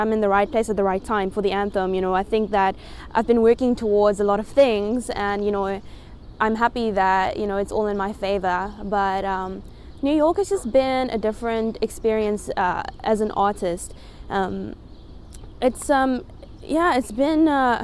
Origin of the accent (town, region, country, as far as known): South Africa; now in United States